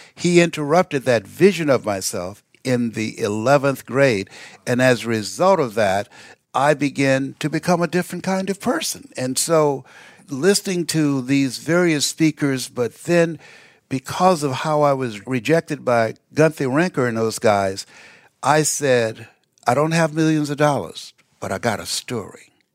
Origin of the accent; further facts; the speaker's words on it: Miami, Florida, United States; moved away as an adult; also born or lived in Columbus, Ohio; Miami, Florida, where I'm from originally